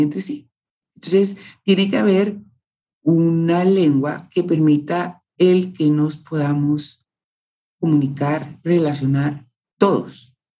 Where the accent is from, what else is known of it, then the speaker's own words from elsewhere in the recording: Guatemala; como Chapina me siento cómoda